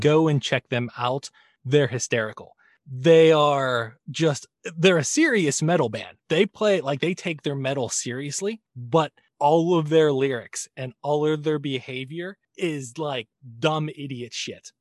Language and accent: English; United States; as an American male that was born in the seventies